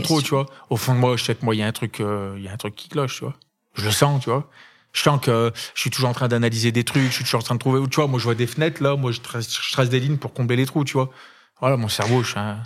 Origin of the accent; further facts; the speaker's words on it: Saint-Étienne, Auvergne-Rhône-Alpes, France; Stéphanois, je suis né à Saint-Etienne